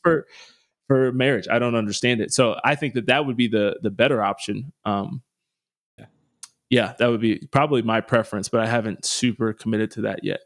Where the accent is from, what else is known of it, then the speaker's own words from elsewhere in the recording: United States; me as an American